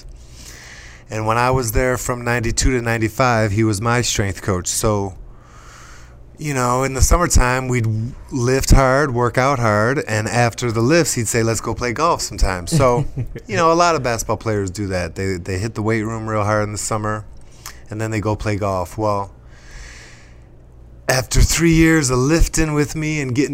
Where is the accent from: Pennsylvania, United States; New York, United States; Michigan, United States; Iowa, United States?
New York, United States; Buffalo; I grew up in Buffalo, New York